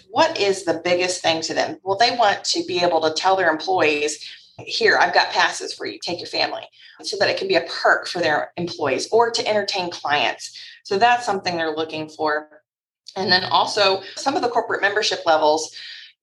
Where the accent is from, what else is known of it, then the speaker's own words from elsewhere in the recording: Louisville, Kentucky, United States; I was born and raised in Louisville. Louisville, if you don't know how to say it, that's how we say it here, us locals, Louisville, Kentucky